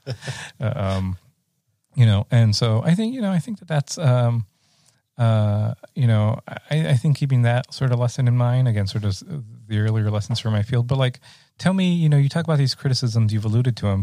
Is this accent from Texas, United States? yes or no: yes; Rio Grande Valley, Texas, United States; growing up in the Rio Grande Valley and I'm in a ninety percent uh, Mexican-American community